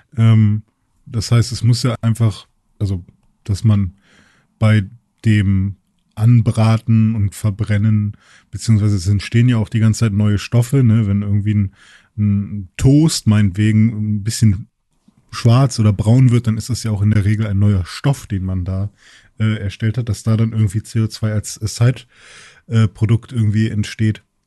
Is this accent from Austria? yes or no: no; Germany; wir Deutschen